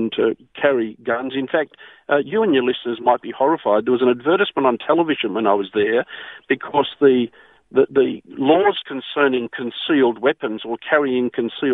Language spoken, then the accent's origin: English; Australia; me as an Australian